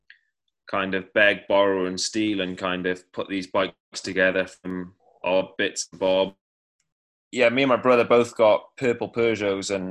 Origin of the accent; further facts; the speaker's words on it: Cardiff, Wales, United Kingdom; I'm from Cardiff